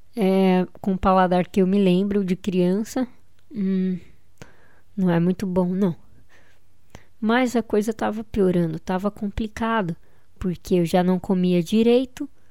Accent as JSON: {"language": "Portuguese", "region": "São Paulo", "country": "Brazil", "said": "Eu sou de São Paulo"}